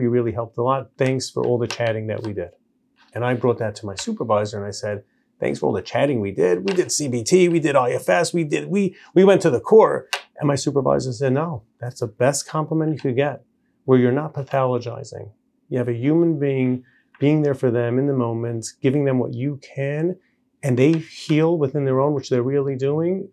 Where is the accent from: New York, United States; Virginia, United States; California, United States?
New York, United States; New York City; also born or lived in Israel; now in Lakewood, United States; I grew up in Borough Park